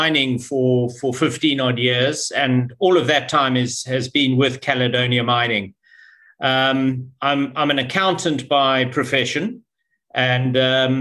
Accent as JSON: {"language": "English", "country": "Zimbabwe", "tie": "born or raised there", "also_born_or_lived": "Cape Town, South Africa", "moved": "as an adult", "said": "I was born in Zimbabwe, educated in Zimbabwe. And then did my tertiary education in Cape Town in South Africa."}